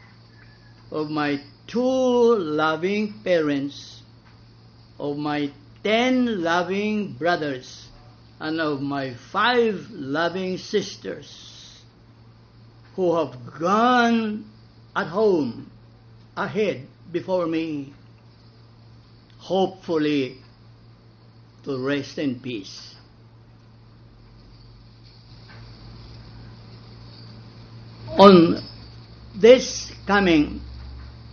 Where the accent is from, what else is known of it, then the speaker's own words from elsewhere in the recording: Balamban, Central Visayas, Philippines; I was born in Balampan